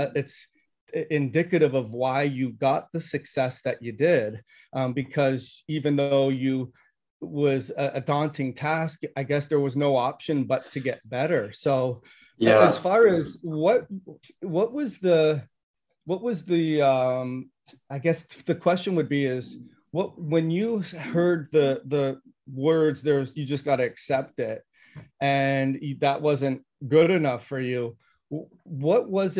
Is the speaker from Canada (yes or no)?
yes; Toronto, Ontario, Canada; moved away as an adult; I grew up in Toronto